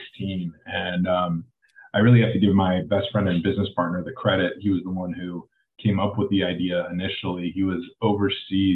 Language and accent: English; Cleveland, Ohio, United States; now in Los Angeles, United States; I grew up in Cleveland